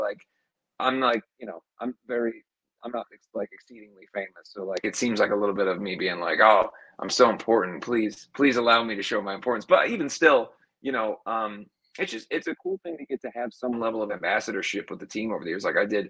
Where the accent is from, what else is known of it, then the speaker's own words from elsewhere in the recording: Cincinnati, Ohio, United States; over the years to come back home and see the audience grow and people that didn't even realize that I was from Cincinnati or whatever else.